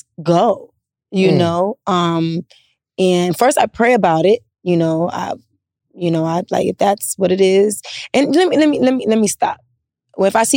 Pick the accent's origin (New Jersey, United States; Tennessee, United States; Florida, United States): Florida, United States; Miami; moved away as an adult; also born or lived in Charlotte, North Carolina; now in Atlanta, United States; I grew up in Miami with Hispanics, and I was in that crowd of people in middle school